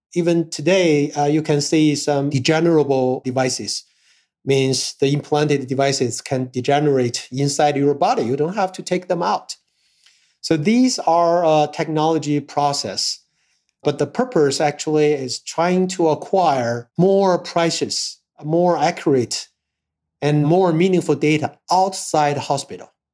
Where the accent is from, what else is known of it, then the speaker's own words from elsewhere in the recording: Harbin, Heilongjiang, China; I was born in North China. Uh, my hometown is Harbin